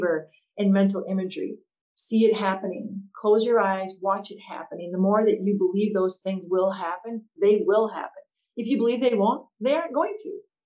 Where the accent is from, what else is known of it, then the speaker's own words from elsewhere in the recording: Antigo, Wisconsin, United States; my hometown high school in Antigo, Wisconsin